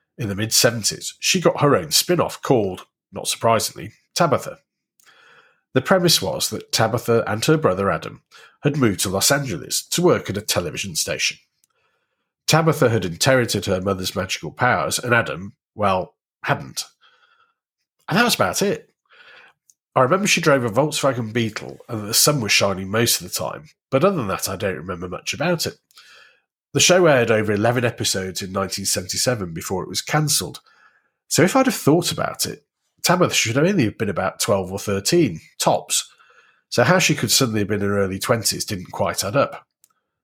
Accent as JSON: {"language": "English", "town": "Warrington", "region": "North West England", "country": "United Kingdom", "tie": "born or raised there", "said": "a young child growing up in Warrington in the 70s"}